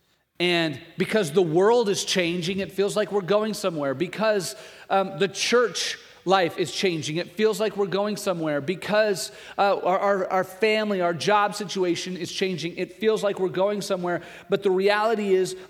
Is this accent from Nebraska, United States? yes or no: yes; Nebraska, United States; that's what it's like growing up in Nebraska. That's what it means to be a Nebraskan.